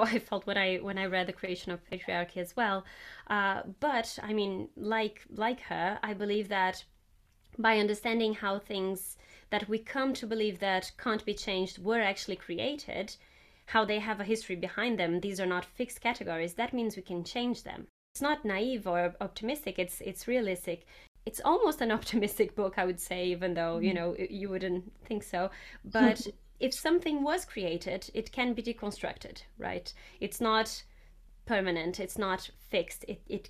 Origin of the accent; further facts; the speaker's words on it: Brazil; moved away; when I was growing up in Brazil